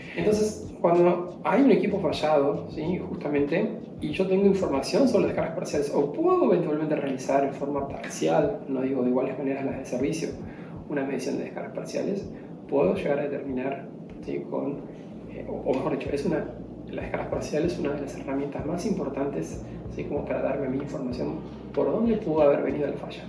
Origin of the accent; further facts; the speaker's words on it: Argentina; como argentino